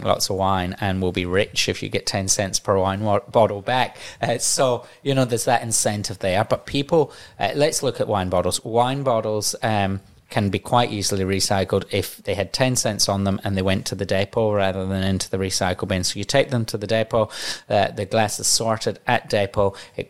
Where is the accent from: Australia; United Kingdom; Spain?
Australia; Hallett Cove, South Australia; I'm a boy from Hallett Cove. My parents moved to South Australia 19 years ago when I was in high school to give their three boys greater opportunity in life.